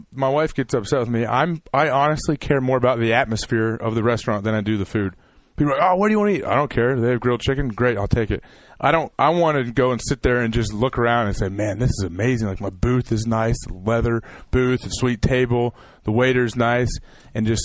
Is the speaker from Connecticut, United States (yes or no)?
no; California, United States; I'm from California.